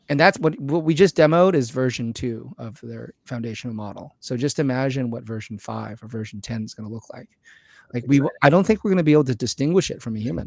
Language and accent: English; California, United States; I'm a Californian